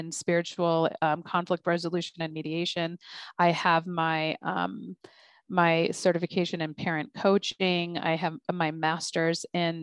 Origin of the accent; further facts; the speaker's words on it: United States; I'm an American Muslim mother. I'm very much American